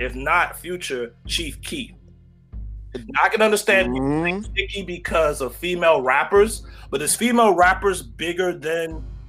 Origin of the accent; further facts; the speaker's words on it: North Carolina, United States; I'm from North Carolina